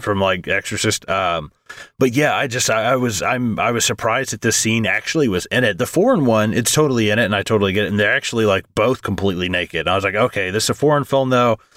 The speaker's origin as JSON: {"language": "English", "country": "United States"}